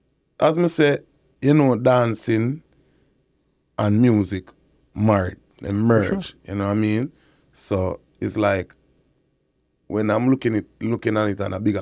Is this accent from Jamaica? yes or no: yes; Kingston, Jamaica; I was born in Kingston, Jamaica, you know, KPH Hospital.